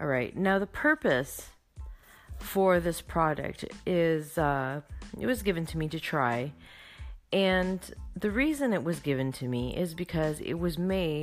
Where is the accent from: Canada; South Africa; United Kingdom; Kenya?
Canada; I am from Canada